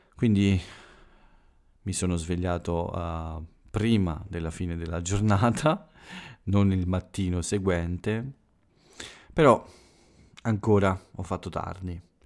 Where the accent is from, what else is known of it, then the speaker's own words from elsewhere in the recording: Italy; quello che accade qui in Italia ogni giorno, per avvicinarvi un po' al mio paese